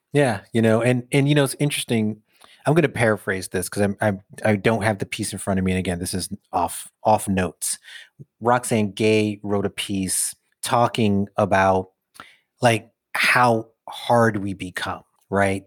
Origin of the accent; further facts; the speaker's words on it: New York City, New York, United States; young dude growing up in Brooklyn